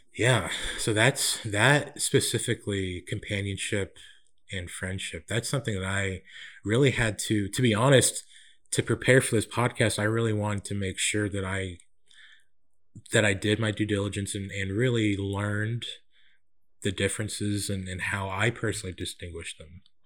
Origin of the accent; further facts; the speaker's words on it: Central California, United States; also born or lived in Winder, Georgia; now in Atlanta, United States; I was born and raised in Central California and moved to, uh, Winder, Georgia in, uh, two thousand